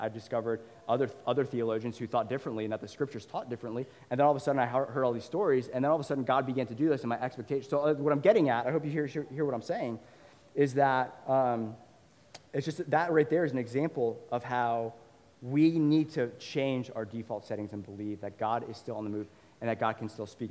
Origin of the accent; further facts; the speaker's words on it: Northern Virginia, United States; I grew up in Northern Virginia